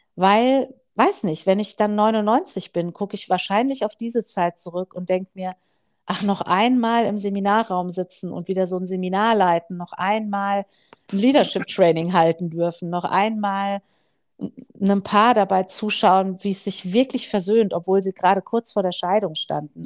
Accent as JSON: {"language": "German", "country": "Germany", "said": "als Deutsche"}